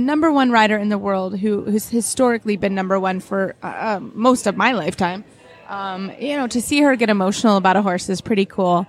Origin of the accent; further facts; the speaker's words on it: Lexington, Kentucky, United States; everyone knows I'm from Lexington, Kentucky.